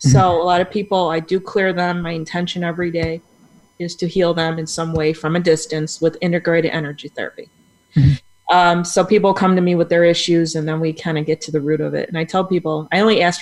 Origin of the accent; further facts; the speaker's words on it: Buffalo, New York, United States; moved away as an adult; now in Tampa Bay, United States; I'm from Buffalo, New York. Now I'm in Tampa Bay, Florida